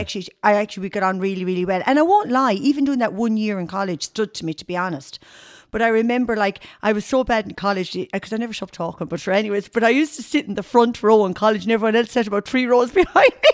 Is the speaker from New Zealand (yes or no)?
no; Tipperary, Munster, Ireland; moved away as an adult; also born or lived in Limerick; now in Galway, Ireland; I'm actually from Tipperary originally, but I'm, I'm living in Galway now over thirty-three years.